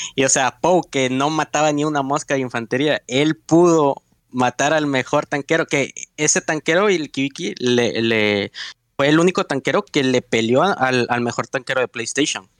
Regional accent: Mexico; los mexicanos somos monos

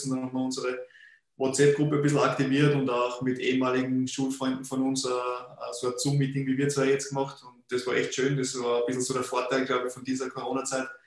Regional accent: Linz, Upper Austria, Austria; Ich bin ja in Linz in der Stadt aufgewachsen

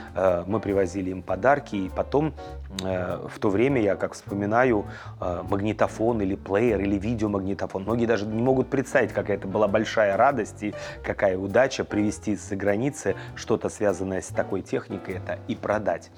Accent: Moscow, Russia; я москвич, родился в Москве, в первом роддоме

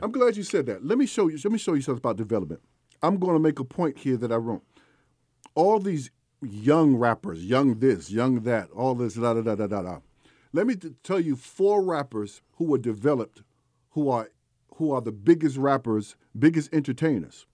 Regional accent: New York City, New York, United States; I'm from East Elmhurst, Queens, New York

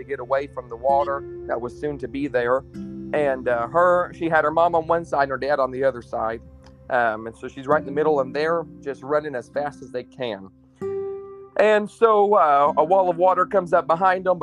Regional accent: New Castle, Indiana, United States; also born or lived in Mannheim, Germany; I am from Newcastle, Indiana.

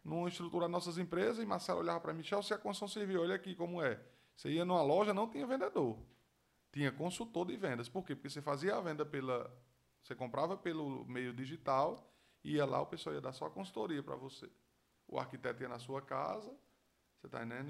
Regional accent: Mossoró, Rio Grande do Norte, Brazil; vou falar da minha terra, do moçoroense

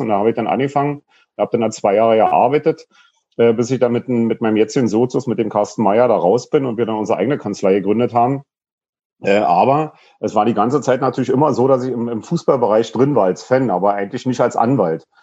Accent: Berlin, Germany; ich bin in Lichtenberg groß geworden, Lichtenberg im Plattenbau, Frankfurter Allee Süd

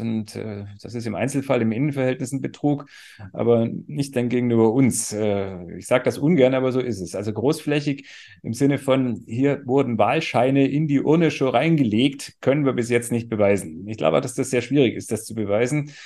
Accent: Swabia, Germany; Ich bin Schwabe, also ich weiß, was Dialekt bedeutet

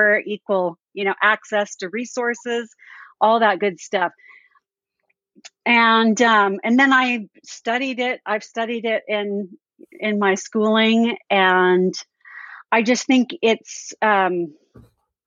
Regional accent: California, United States; I grew up in California, the LDS church

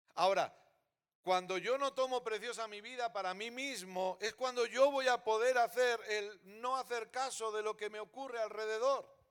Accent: Catalonia, Spain; also born or lived in Terrassa / Sabadell; Soy catalán

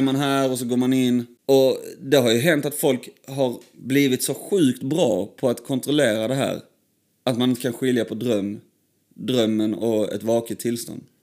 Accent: Sandby, Sweden; där vi växte upp i, eh, i Sandby

